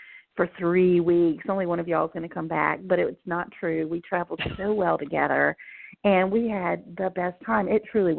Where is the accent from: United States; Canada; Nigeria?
United States; Virginia Beach, Virginia; moved away as an adult; now in North Carolina, United States; So I was born and raised in Virginia Beach, Virginia, and later moved into Central Virginia